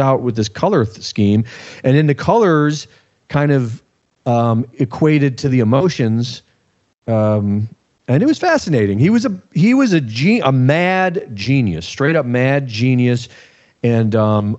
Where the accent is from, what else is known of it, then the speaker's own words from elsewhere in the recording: Cleveland, Ohio, United States; We grew up in Cleveland